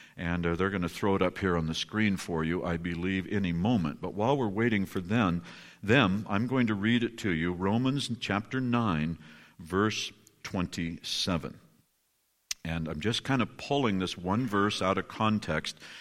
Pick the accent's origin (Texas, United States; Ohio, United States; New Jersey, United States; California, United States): California, United States; I'm from California